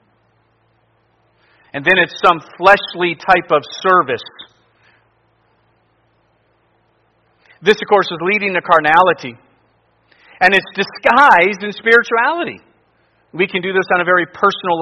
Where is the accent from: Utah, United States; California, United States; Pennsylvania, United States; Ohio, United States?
Ohio, United States; near Lodi; I was in a church not far from my hometown preaching on a Sunday morning. It was in Lodi, Ohio